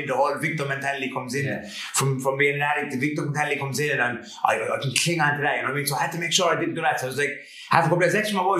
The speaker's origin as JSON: {"language": "English", "town": "Limerick", "region": "Munster", "country": "Ireland", "tie": "born or raised there", "also_born_or_lived": "Geelong, Australia", "said": "growing up in Limerick"}